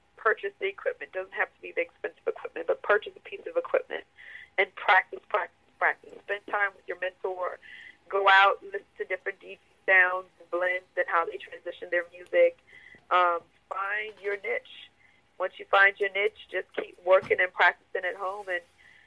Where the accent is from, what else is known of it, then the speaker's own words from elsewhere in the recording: New Orleans, Louisiana, United States; moved away as an adult; now in Atlanta, United States; I'm from New Orleans, so Hurricane Katrina brought me to Atlanta. Went back home for a little bit